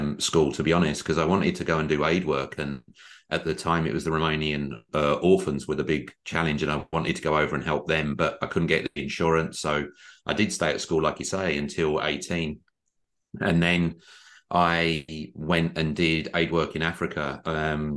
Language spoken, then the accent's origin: English; London, United Kingdom; also born or lived in Manchester; now in Australia; I was born in Southeast London